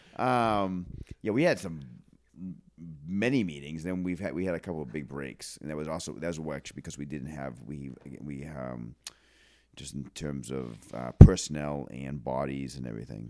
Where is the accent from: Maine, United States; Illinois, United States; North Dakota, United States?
Maine, United States; Auburn; close to where we grew up in Auburn